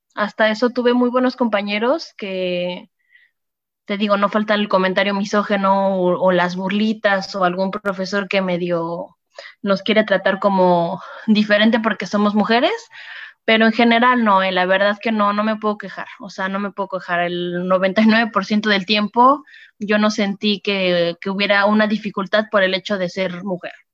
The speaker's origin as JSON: {"language": "Spanish", "country": "Mexico", "moved": "as an adult", "lives_now": "France"}